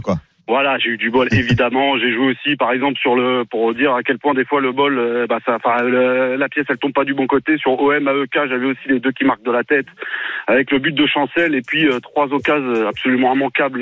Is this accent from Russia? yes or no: no; Paris, Île-de-France, France; Je suis parisien pourtant pure souche